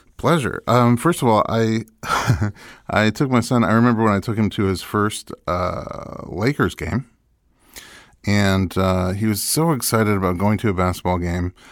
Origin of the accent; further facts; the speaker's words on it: New York City, New York, United States; moved away; I grew up in New York City